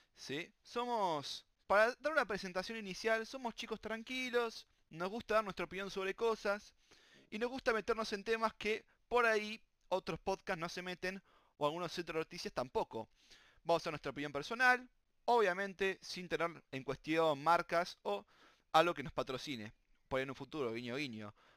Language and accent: Spanish; Argentina; somos Argentina